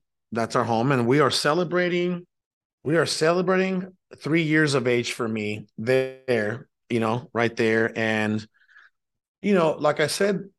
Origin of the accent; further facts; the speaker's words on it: Mexico; born there; I was born in Mexico, which is south of the United States of America. It's a country located south of the U.S.